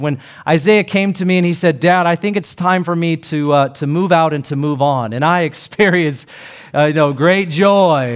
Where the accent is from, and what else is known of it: Seattle, Washington, United States; born or raised there